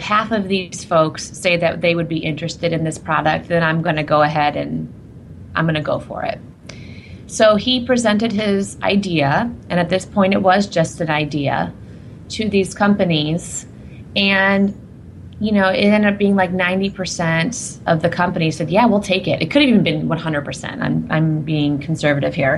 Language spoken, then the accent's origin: English; Indiana, United States; moved away; I'm from Indiana originally